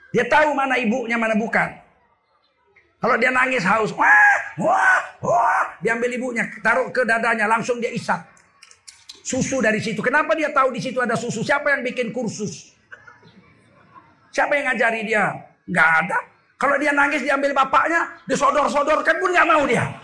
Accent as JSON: {"language": "Indonesian", "region": "Java", "country": "Indonesia", "said": "Apa kata orang-orang Jawa di kampung saya?"}